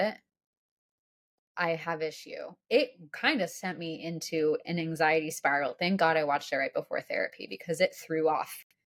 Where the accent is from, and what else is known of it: Steamboat Springs, Colorado, United States; born or raised there; moved away